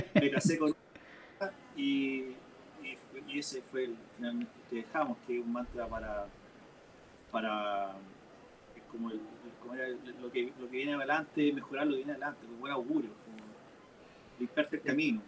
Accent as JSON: {"language": "Spanish", "town": "Curicó", "region": "Maule", "country": "Chile", "tie": "born or raised there", "moved": "yes", "lives_now": "Talca, Chile", "said": "al menos yo acá en Talca, también yo que mencionar que vengo de Curicó"}